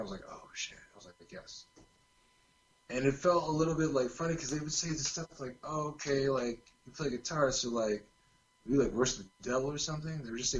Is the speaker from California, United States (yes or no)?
yes; California, United States; accent: California surfer; It's here in California.